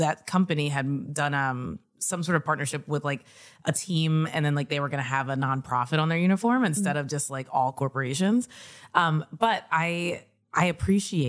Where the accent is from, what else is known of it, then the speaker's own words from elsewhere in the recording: Kentucky, United States; moved away as an adult; also born or lived in New York; I came from Kentucky, very suburban upbringing, drive everywhere